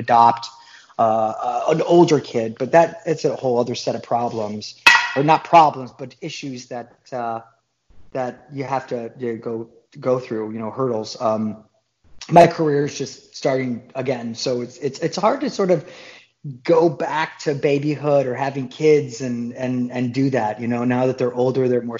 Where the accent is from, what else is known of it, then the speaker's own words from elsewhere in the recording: Detroit, Michigan, United States; moved away; I grew up in Detroit, Michigan